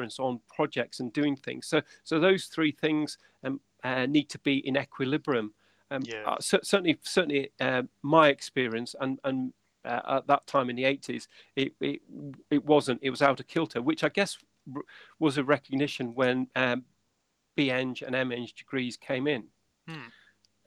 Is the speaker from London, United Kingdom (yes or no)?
no; Windermere, North West England, United Kingdom; moved away as an adult; also born or lived in Salford; I'm actually from Windermere in the Lake District. That's where I'm from.